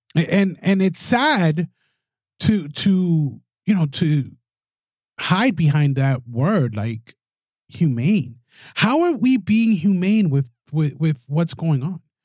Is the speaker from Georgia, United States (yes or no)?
no; New York City, New York, United States; I'm a Latino from the Bronx